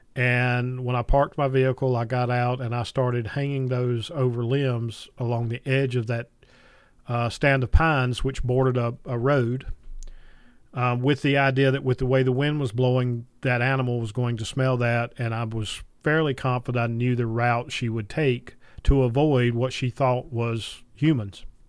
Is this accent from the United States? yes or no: yes; Piedmont of North Carolina, United States; I grew up in the Piedmont of North Carolina